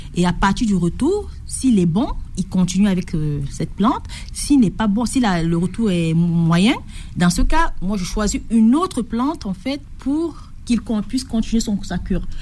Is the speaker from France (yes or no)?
no; Batouri, East, Cameroon; moved away; j'ai vécu à l'est du Cameroun, à Batouri et c'est une un petit village où les plantes sont traditionnellement utilisées